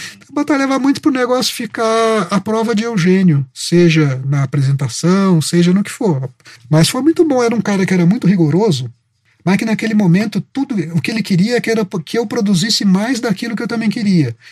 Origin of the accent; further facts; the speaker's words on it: Itajubá, Minas Gerais, Brazil; moved away; Eu nasci em Itajubá, sou de Minas